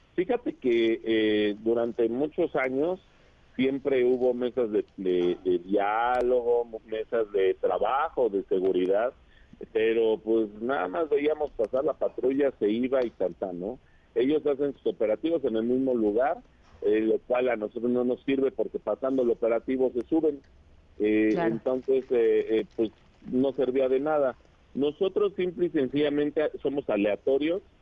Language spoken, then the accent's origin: Spanish; State of Mexico, Mexico; yo amo mi estado, amo mi tierra